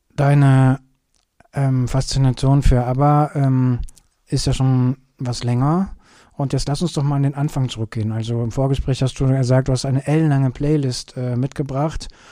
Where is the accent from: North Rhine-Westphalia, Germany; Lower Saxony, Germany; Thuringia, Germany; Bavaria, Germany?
North Rhine-Westphalia, Germany; Kürten; now in Cologne, Germany; wo ich herkomme. Ich komme ja aus Kürten.